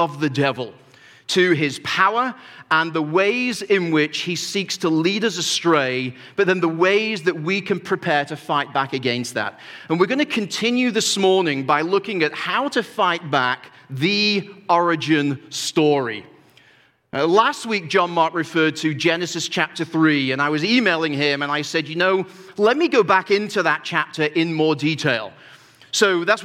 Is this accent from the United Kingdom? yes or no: yes; United Kingdom; moved away as an adult; now in United States; there is some elements of being British that remain in me. We've been here 16 years now